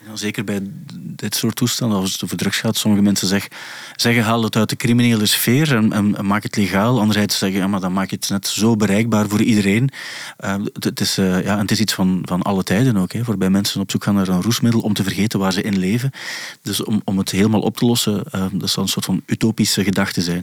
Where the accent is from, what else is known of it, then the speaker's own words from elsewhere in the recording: Belgium; als Belgen